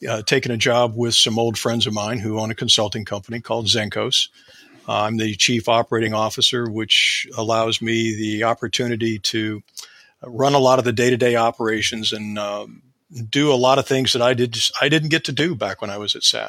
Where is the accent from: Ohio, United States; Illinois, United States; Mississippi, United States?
Ohio, United States; I am from the north part of the United States in a state called Ohio